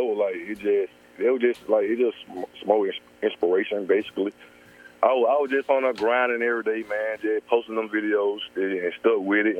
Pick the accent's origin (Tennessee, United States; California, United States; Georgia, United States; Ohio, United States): Georgia, United States; I'm from Georgia.